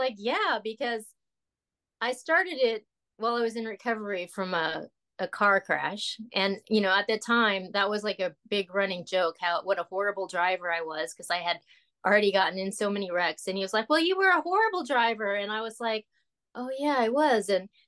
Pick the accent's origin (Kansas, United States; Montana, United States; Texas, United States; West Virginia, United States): Texas, United States; also born or lived in Los Angeles / Oklahoma; So, but I was born in Los Angeles, and I lived in Oklahoma. I mostly went to school. We moved to Texas once I got to like junior high school. So I went to junior high school, high school, and college in Texas.